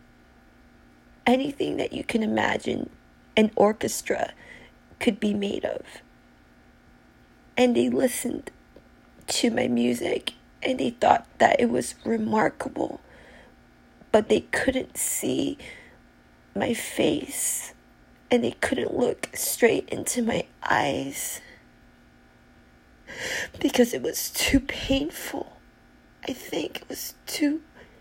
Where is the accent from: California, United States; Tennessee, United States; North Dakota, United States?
California, United States; now in New York, United States; I'm from California originally